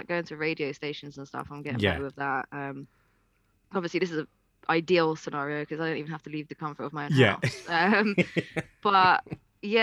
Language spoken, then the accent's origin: English; Ireland; moved away; I used to go back to Ireland quite a lot because I'm Irish.